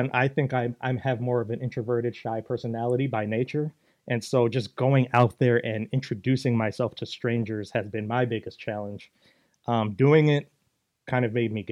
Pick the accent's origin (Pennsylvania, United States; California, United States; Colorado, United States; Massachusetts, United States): California, United States; Los Angeles; also born or lived in Boston; Raised in LA.